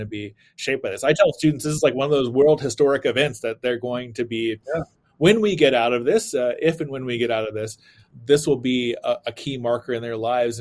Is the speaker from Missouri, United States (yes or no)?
yes; Springfield, Missouri, United States; moved away as an adult; now in Abilene, United States; my hometown of Springfield, Missouri